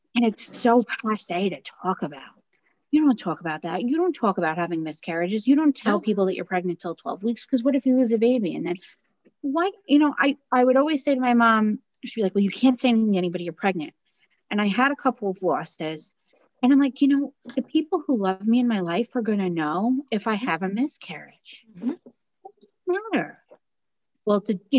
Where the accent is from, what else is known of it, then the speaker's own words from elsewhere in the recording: United States; As an American